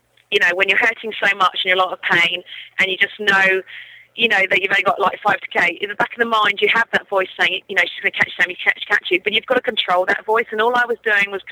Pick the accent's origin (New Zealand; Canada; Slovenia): New Zealand; It's my home country